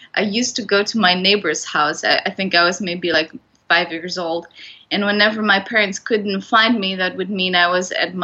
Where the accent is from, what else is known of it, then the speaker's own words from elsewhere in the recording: Poland; moved away as an adult; also born or lived in Netherlands; I come from Poland